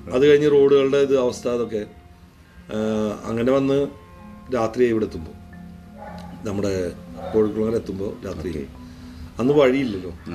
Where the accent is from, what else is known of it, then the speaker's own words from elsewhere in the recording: Thrissur, Kerala, India; ഞാൻ ജനിച്ച സ്ഥലം